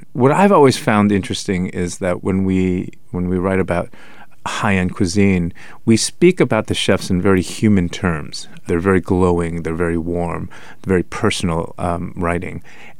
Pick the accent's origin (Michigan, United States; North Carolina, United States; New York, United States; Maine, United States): New York, United States; New York City; moved away as an adult; now in Louisville, United States; growing up in New York or in Brooklyn is not typical America. So I went on these different road trips, and lo and behold, I ended up in Louisville, Kentucky. I drank some bourbon. And I decided to make it home for the next 16 years.